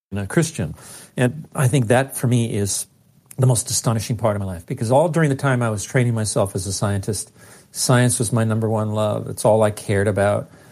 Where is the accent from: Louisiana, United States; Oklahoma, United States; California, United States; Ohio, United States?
California, United States; Los Angeles; that poor little Mexican kid growing up in East L